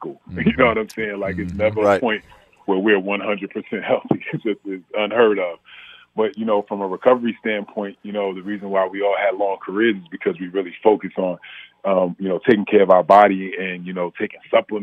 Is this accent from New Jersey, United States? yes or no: yes; Orange, New Jersey, United States; I'm from Orange, New Jersey, and the war on drugs was real